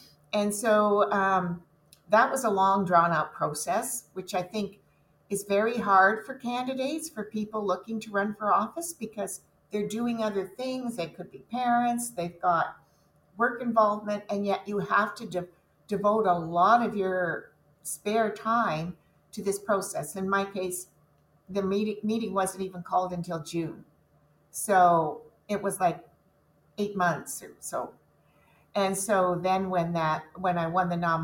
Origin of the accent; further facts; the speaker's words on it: Dunnville, Ontario, Canada; also born or lived in Waterloo Region, Ontario; I was raised in Dunville